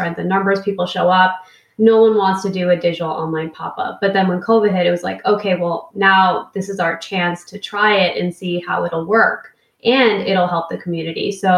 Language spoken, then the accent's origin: English; Sacramento, California, United States; And I'm like from Sacramento in like a winter coat because I'm freezing.